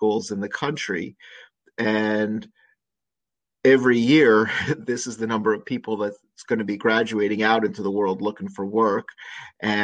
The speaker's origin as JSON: {"language": "English", "region": "New York area", "country": "United States", "tie": "born or raised there", "also_born_or_lived": "Richmond, Virginia", "moved": "as an adult", "said": "I grew up in the New York area, and I went to college in New York City at NYU, studying theater"}